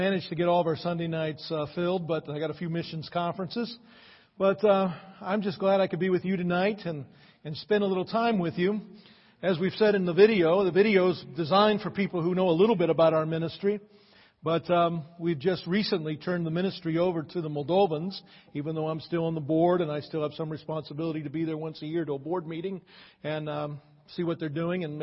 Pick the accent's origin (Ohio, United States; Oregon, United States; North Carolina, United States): Ohio, United States; Akron; moved away as an adult; also born or lived in California; I grew up in Akron.